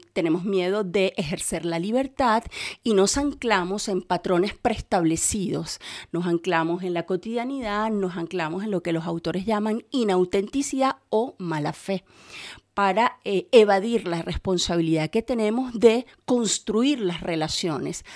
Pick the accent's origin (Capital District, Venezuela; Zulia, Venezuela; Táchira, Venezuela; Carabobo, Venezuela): Capital District, Venezuela; Caracas; moved away; en Caracas, de donde soy yo, soy venezolana, en Caracas